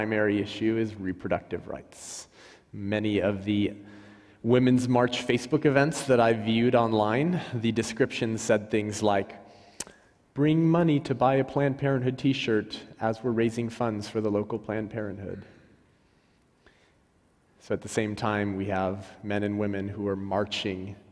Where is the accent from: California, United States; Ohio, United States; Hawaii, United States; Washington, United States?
California, United States; Whittier; I grew up in Whittier, California